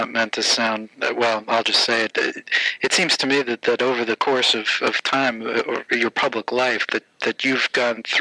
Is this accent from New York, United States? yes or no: yes; New York, United States; moved away as an adult; also born or lived in Illinois; I'm originally from New York, but I was last in Illinois.